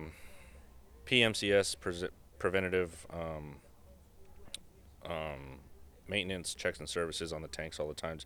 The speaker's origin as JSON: {"language": "English", "town": "Santa Ana", "region": "California", "country": "United States", "tie": "born or raised there", "also_born_or_lived": "Georgia", "said": "born and raised in Santa Ana"}